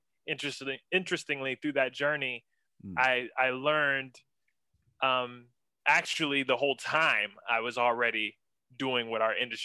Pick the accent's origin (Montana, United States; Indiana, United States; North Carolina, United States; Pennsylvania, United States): Pennsylvania, United States; Ambridge; moved away as an adult; also born or lived in Pittsburgh, Pennsylvania; now in Atlanta, United States; I grew up in several small towns in Western Pennsylvania, most notably Ambridge, Pennsylvania